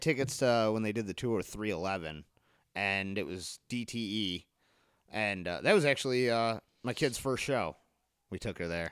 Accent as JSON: {"language": "English", "town": "Harper Woods", "region": "Michigan", "country": "United States", "tie": "born or raised there", "said": "That was Car City for me, 'cause I grew up in Harper Woods."}